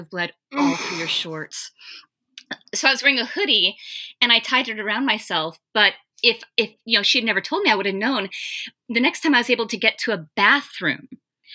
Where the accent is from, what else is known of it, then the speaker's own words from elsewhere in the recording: North Carolina, United States; now in Georgia, United States; this was before I moved to Georgia. This is when I was still in North Carolina